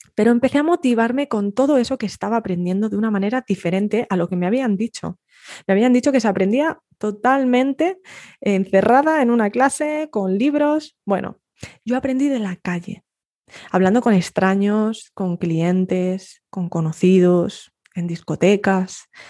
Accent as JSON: {"language": "Spanish", "country": "Spain", "also_born_or_lived": "north of England", "moved": "as an adult", "said": "yo me fui de España, con muy poco dinero en el bolsillo, con un billete de avión al norte de Inglaterra"}